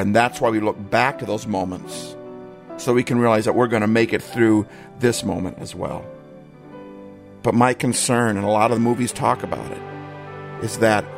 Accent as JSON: {"language": "English", "region": "Midwest", "country": "United States", "tie": "born or raised there", "moved": "yes", "lives_now": "Pacific Northwest, United States", "said": "I grew up in the Midwest"}